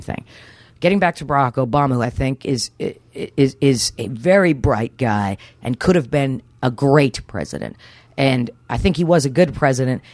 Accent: New Jersey, United States; also born or lived in Houston; I was born and raised mostly in New Jersey, uh, with occasional forays into Houston

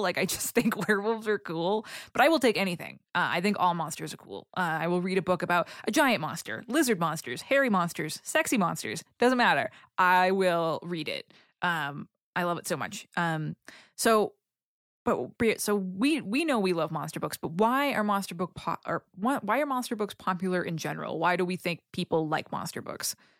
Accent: Boston, Massachusetts, United States; I'm from Boston

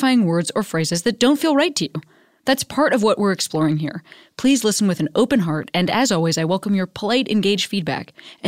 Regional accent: Western Springs, Illinois, United States; moved away; I grew up in Western Springs, which is like... Yeah, Hinsdale and LaGrange

